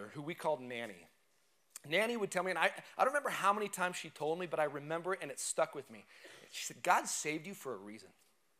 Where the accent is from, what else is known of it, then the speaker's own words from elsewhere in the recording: United States; we're not Romans, but we're Americans. We're American citizens